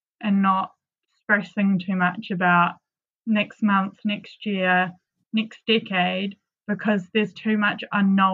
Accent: New Zealand; moved away as an adult; also born or lived in London; growing up in New Zealand is very sheltered in a lot of respects

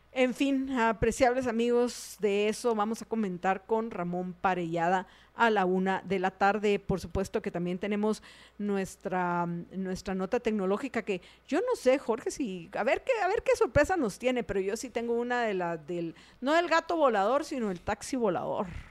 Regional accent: Guatemala; qué cariñosones que parece que somos los guatemaltecos

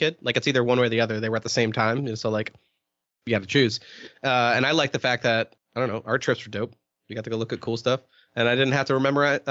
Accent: New Hampshire, United States; I'm from New Hampshire.

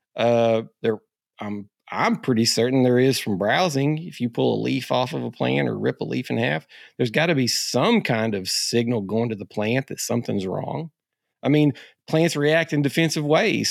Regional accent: Arkansas, United States; being an Arkansas guy.

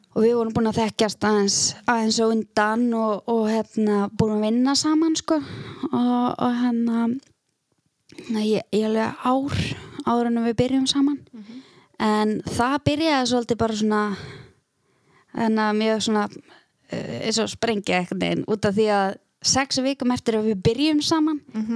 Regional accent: Eskifjörður, Eastern Region, Iceland; moved away as an adult; now in Akureyri, Iceland; ég ólst upp á Eskifyrði og flytt hérna til akureyra 2009

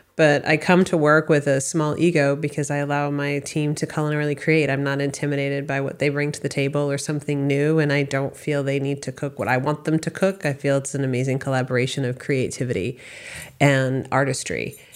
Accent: Westford, Massachusetts, United States; also born or lived in Boston, Massachusetts / California / Colorado; I grew up in Massachusetts. I was raised in a town called Westford

